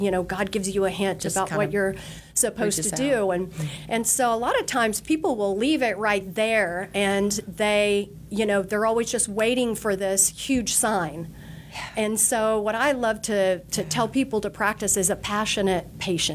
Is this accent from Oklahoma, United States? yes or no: yes; Oklahoma, United States; moved away as an adult; now in Texas, United States; I'm originally from Oklahoma